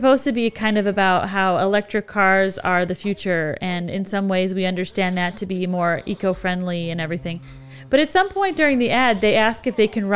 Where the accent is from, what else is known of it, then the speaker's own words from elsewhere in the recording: United States; I'm American